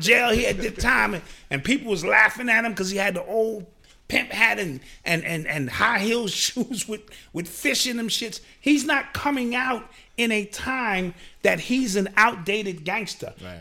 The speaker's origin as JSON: {"language": "English", "town": "New York City", "region": "New York", "country": "United States", "said": "I grew up in that era. I'm from New York City"}